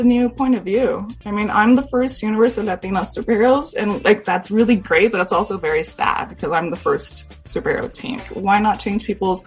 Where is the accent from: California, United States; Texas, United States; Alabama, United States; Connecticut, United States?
California, United States; Los Angeles; I grew up, I'm East